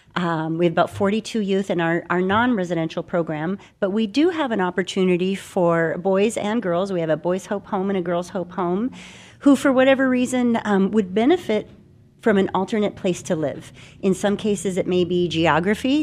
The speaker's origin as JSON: {"language": "English", "town": "Phoenix", "region": "Arizona", "country": "United States", "tie": "born or raised there", "said": "I'm a Phoenix native. I grew up here in Arizona."}